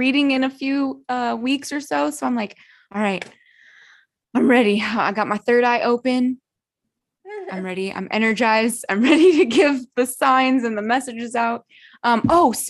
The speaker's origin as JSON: {"language": "English", "region": "California", "country": "United States", "said": "I'm from California"}